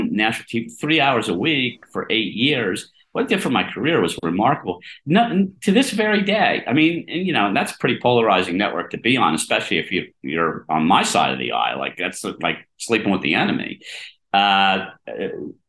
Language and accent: English; Harrisburg, Pennsylvania, United States; now in New York, United States; I grew up in Harrisburg, Pennsylvania. I'm a small town kid. I mean, I've lived in New York for 40 years